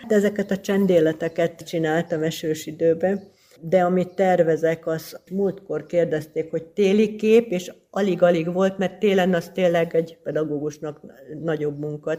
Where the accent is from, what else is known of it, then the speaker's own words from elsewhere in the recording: Hungary; also born or lived in Kisbér, Hungary / Győr, Hungary; now in Tatabánya, Hungary; falusi környezetben nőttem föl, aztán a gimnázium évek az kisbérem volt